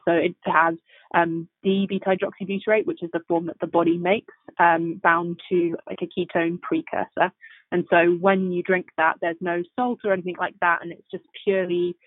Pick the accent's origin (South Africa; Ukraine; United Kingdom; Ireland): United Kingdom; England; moved away as an adult; also born or lived in Oxford; now in San Francisco, United States; I moved from England, as you can tell from the accent.